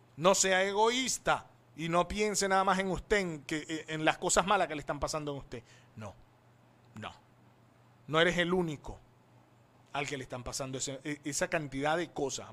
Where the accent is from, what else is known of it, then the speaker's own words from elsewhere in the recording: Coro, Falcón, Venezuela; coro Estado Falcón, Venezuela, I am from